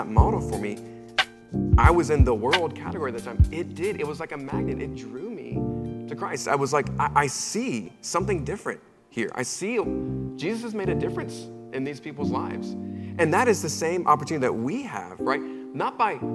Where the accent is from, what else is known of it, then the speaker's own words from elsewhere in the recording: Charlotte, North Carolina, United States; I'm originally from Charlotte, North Carolina, and I was a middle school student.